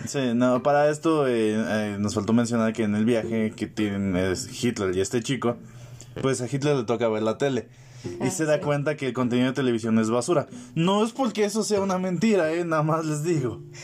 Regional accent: La Paz, Baja California Sur, Mexico; yo soy de La Paz

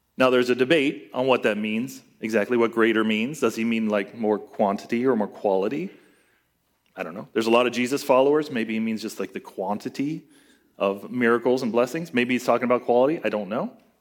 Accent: United States; as American Christians

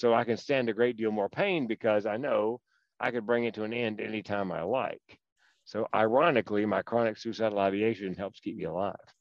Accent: Raleigh, North Carolina, United States; accent: Southern; moved away as an adult; also born or lived in Chapel Hill, North Carolina; now in Eugene, United States; North Carolina, born in Raleigh, went to school in Chapel Hill.

